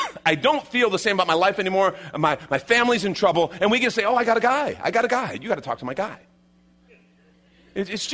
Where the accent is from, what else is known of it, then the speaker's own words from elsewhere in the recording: Chicago, Illinois, United States; I grew up in Chicago, right? You know, I didn't grow up in the Bible Belt.